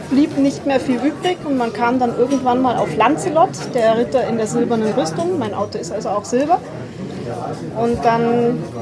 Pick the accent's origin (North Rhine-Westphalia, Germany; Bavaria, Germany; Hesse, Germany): Bavaria, Germany; Fürstenfeldbruck; born there; Geboren in Fürstenfeldbruck. In Bayern.